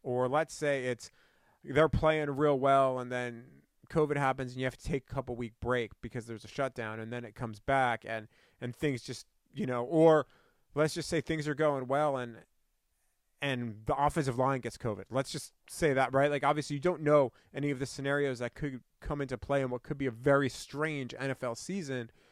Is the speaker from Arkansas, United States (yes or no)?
no; New York, United States; now in Ann Arbor, United States; I didn't grow up here. I grew up in New York